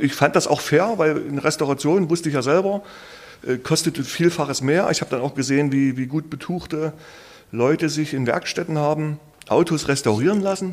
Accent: Leipzig, Saxony, Germany; bei uns im Viertel in Leipzig, wo ich groß geworden bin

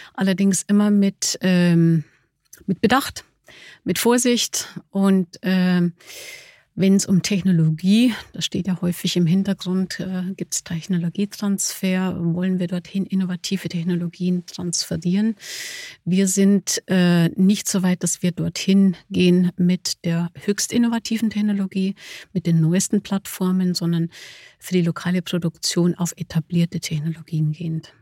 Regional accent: Germany; trotz des, des holländischen Namens, ich bin Deutsche

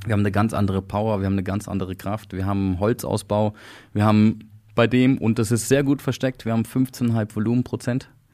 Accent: Switzerland; bei uns in der Schweiz

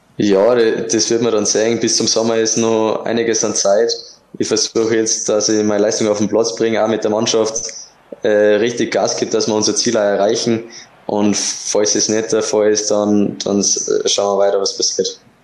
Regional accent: Kuchl, Salzburg, Austria; moved away as an adult; now in Linz, Austria; meine Heimat ist natürlich immer wieder Kuchel

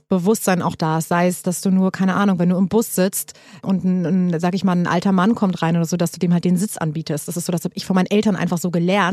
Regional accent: Hamburg, Germany; now in Berlin, Germany; ich komme aus Hamburg

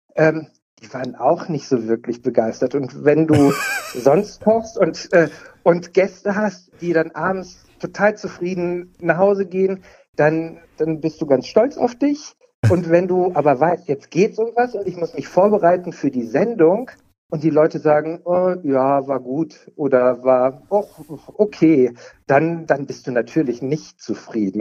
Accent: Cologne, North Rhine-Westphalia, Germany; Ich komme aus Köln

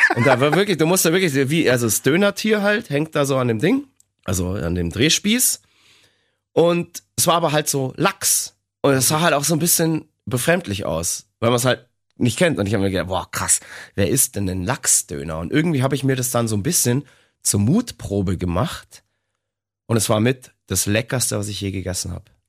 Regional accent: Bavaria, Germany; bei uns in Bayern.

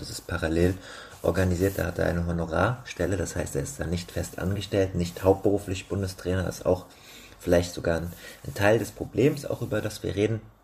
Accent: Rheingau, Hesse, Germany; ich bin in meiner alten Heimat im Rheingau, in Hessen, in der Nähe von Wiesbaden zurück

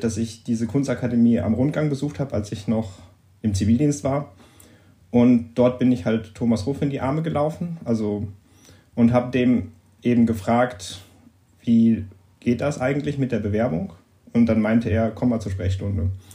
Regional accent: Oberhausen, North Rhine-Westphalia, Germany; moved away as an adult; now in Düsseldorf, Germany; ich komme gebürtig aus Oberhausen. Das ist nicht so weit weg

